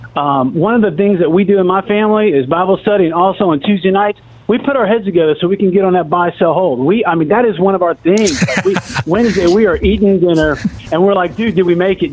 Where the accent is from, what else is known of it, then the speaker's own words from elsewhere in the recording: Orlando, Florida, United States; moved away as an adult; now in Charlotte, United States; I grew up in Orlando, played football at U- University of Central Florida